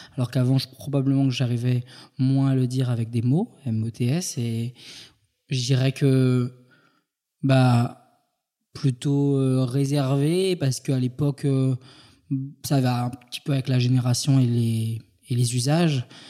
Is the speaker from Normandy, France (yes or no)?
no; Île-de-France, France; also born or lived in Paris; je suis né en Ile-de-France